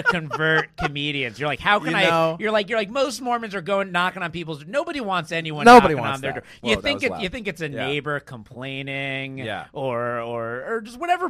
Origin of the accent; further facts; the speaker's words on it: Florida, United States; I grew up in Florida and it's a purple state.